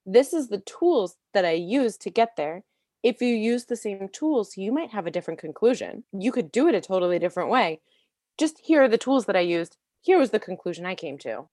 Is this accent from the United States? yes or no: yes; D.C., Maryland, United States; I was born outside of Washington, D C, in Maryland, and I grew up being a very creative kid